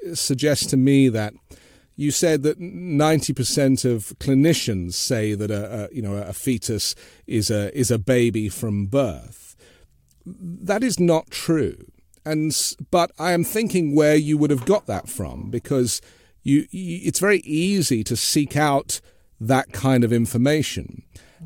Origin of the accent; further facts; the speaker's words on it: London, United Kingdom; moved away as an adult; now in United States; But I grew up in London, so I grew up in a multi-faith, multicultural, multinational city.